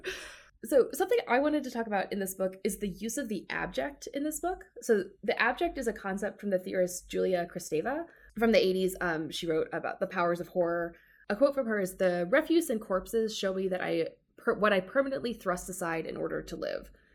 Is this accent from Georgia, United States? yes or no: yes; Georgia, United States; I grew up in the South, I grew up in Georgia